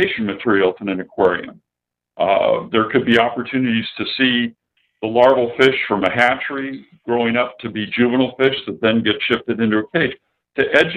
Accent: San Diego, California, United States; I grew up in San Diego

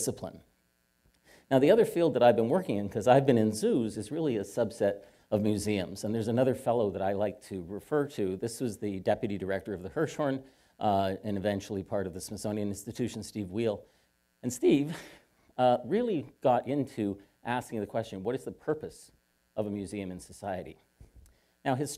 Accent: Hamilton, Ontario, Canada; I am Canadian. I was born just south of the California border, officially. In a place called Hamilton, Ontario

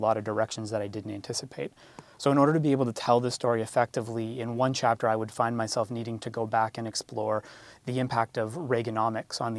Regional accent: Toronto, Ontario, Canada; I'm from Toronto

